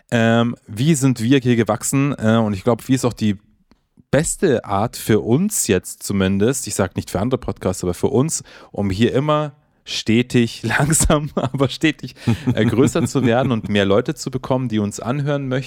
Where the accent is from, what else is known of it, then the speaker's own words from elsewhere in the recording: Bavaria, Germany; immerhin kommen wir aus Bayern.